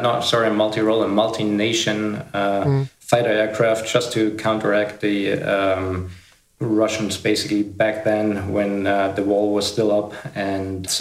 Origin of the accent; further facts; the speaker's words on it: Ingolstadt, Bavaria, Germany; English is a second language; I was born in Ingolstadt, Bavaria, in Germany. That's right now where I'm